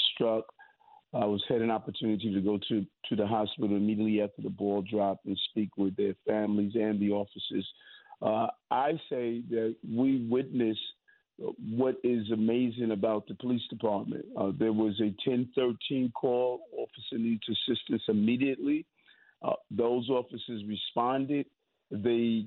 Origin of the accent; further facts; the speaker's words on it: New York City, New York, United States; I'm from New York